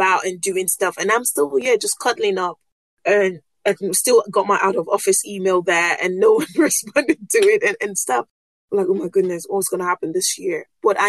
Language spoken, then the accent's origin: English; Nigeria; first language Yoruba; English is a second language; I'm a West African girl from Nigeria and Yoruba.